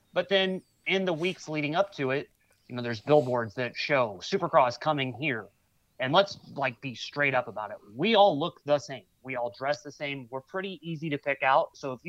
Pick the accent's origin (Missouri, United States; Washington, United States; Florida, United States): Missouri, United States; St. Louis; this is my hometown